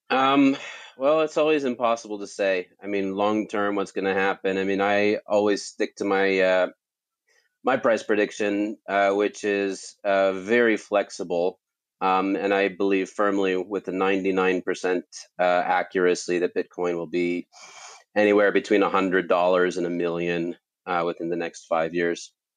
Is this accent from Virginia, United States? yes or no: no; California, United States; moved away; I grew up in California